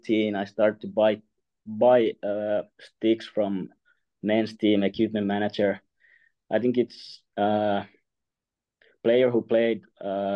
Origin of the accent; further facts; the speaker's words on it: Vaasa, Ostrobothnia, Finland; English is a second language; moved away; it's my hometown team.